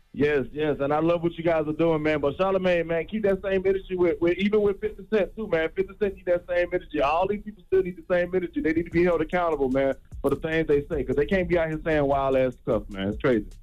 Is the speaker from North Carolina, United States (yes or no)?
yes; North Carolina, United States; I'm from North Carolina